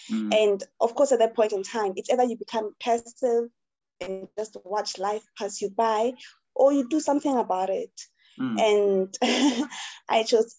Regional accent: Kwaka, Free State, South Africa; also born or lived in Harrismith; I'm from Kwaka initially, right? But then because, my family is like closely, we stay close to each other. So I have family in Kwaka, I have family in Tiami, in Harrismith.

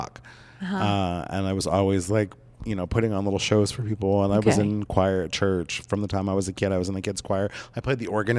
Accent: southern Oregon coast, United States; moved away; back in my hometown through the senior center there, and we had been talking about the hospice there on the Southern Oregon coast

